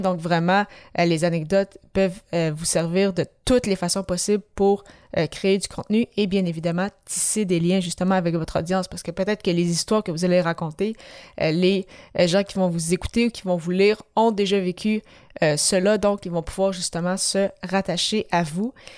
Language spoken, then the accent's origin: French; Quebec City, Quebec, Canada; je suis de, de Québec